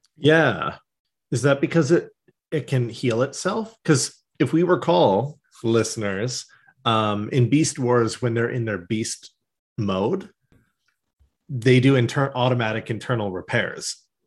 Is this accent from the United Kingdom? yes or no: no; Canada; we're Canadian